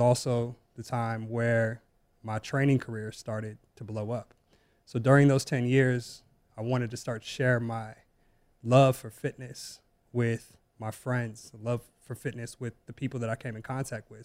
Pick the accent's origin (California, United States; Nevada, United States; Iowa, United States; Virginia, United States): Nevada, United States; Las Vegas; growing up in Las Vegas